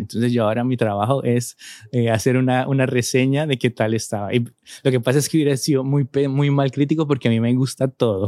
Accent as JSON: {"language": "Spanish", "country": "Colombia", "tie": "born or raised there", "moved": "as an adult", "lives_now": "Spain", "said": "Yo vengo de Colombia, un país eh, que ha vivido una y que sigue viviendo una situación de violencia muy difícil"}